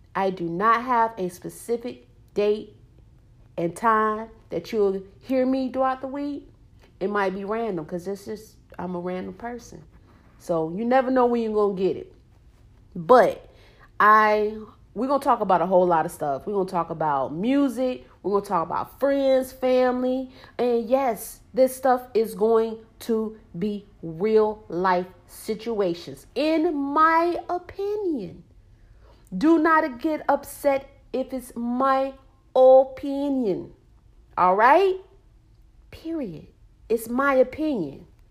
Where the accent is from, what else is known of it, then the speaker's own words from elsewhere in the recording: Norfolk, Virginia, United States; moved away as an adult; now in Charlotte, United States; I am from Norfolk, Virginia, seven cities